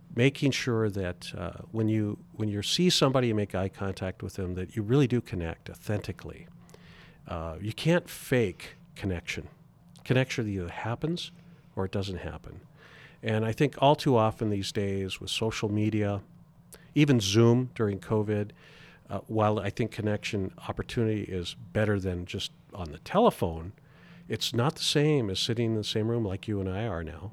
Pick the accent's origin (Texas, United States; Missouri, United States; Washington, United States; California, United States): Washington, United States; Spokane; moved away as an adult; now in Montana, United States; born and raised in Spokane, Washington